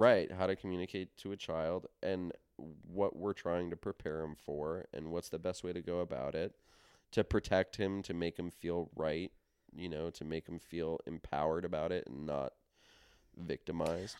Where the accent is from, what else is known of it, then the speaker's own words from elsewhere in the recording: New York, United States; we grew up in New York